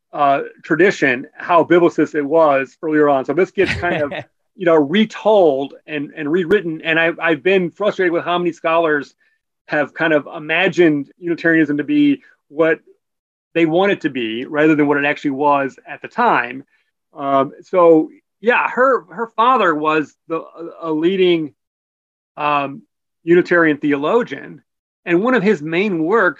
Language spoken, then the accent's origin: English; United States; also born or lived in England; as an American